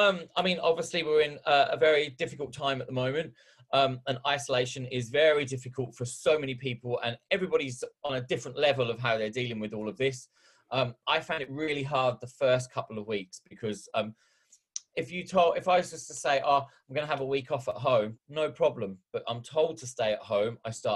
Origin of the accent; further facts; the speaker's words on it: Ipswich, East of England, United Kingdom; accent: Australian twang; I grew up in Ipswich, which despite this Australian twang that I've got to my accent, I am a Suffolk boy.